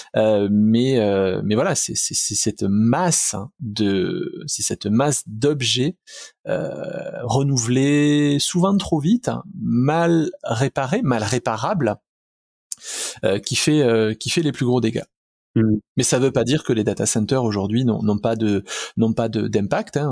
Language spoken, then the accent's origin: French; southern France, France; accent: southern; mon accent du sud